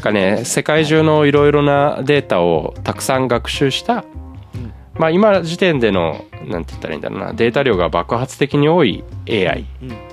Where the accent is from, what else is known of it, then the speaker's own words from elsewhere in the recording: Shizuoka, Japan; moved away as an adult; also born or lived in Kansai; now in Fukuoka, Japan; 僕静岡出身で、大学で関西に出て、で、今福岡で働いてる